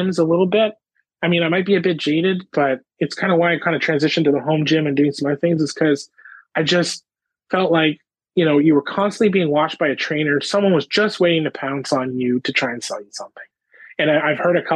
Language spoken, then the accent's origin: English; Ottawa, Ontario, Canada; now in Nova Scotia, Canada; my hometown, Ottawa, Ontario